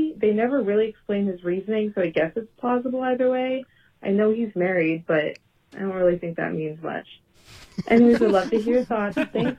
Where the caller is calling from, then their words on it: Columbus, Ohio, United States; I'm calling from Columbus, Ohio.